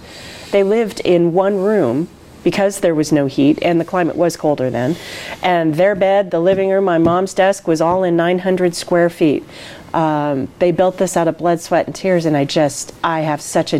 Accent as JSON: {"language": "English", "area": "the Bay Area", "region": "California", "country": "United States", "tie": "born or raised there", "also_born_or_lived": "Napa, California", "moved": "as an adult", "lives_now": "Oregon, United States", "said": "I grew up in the Bay Area and went to high school in Napa"}